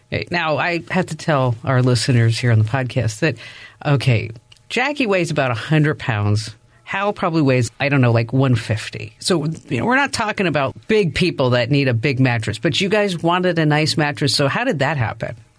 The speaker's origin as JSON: {"language": "English", "region": "New Jersey", "country": "United States", "tie": "born or raised there", "said": "I grew up in New Jersey"}